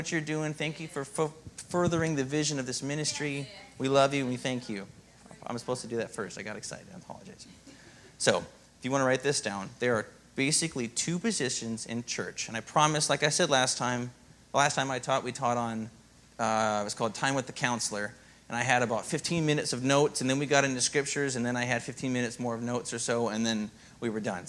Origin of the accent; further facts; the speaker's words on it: Minnesota, United States; moved away; I come from Minnesota, and there's not always Christians there